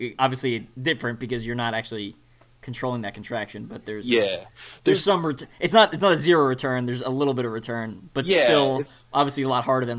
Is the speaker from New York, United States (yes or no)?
yes; Long Island, New York, United States; I'm from New York too. I'm from the island, Long Island.